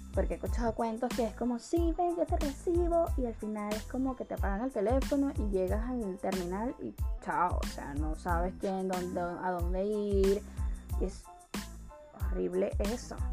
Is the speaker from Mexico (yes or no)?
no; Caracas, Capital District, Venezuela; moved away as an adult; also born or lived in Colombia / Peru; now in Chile; yo soy de Caracas